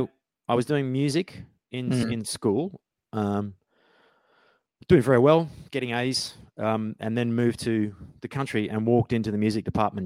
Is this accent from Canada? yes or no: no; Australia; moved away as an adult; also born or lived in Brisbane, Queensland; now in London, United Kingdom; I grew up in Outback Australia